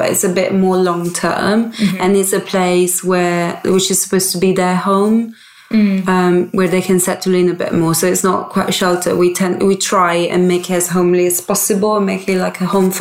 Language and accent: English; Italy; moved away as an adult; now in Bristol, United Kingdom; And I moved here when I was 19. I grew up in Italy.